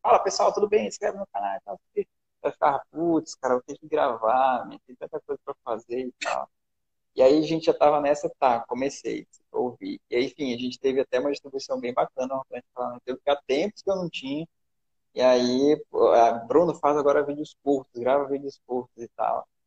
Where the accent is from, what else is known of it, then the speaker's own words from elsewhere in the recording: Manaus, Amazonas, Brazil; eu sou de Manaus